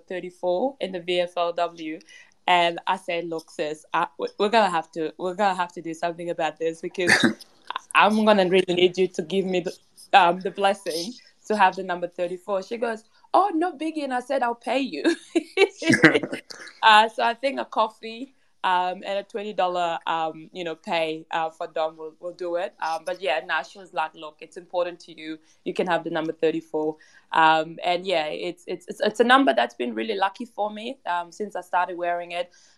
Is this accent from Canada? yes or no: no; Perth, Western Australia, Australia; also born or lived in Kenyan refugee camp, Kenya; now in Melbourne, Australia; I grew up in Perth, and I grew up a massive West Coast fan.